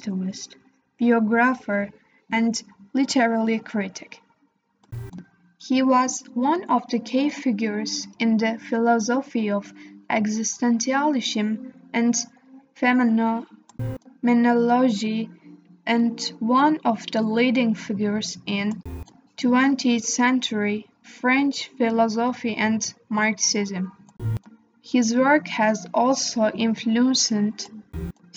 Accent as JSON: {"language": "English", "country": "Turkey", "said": "I am from Turkey."}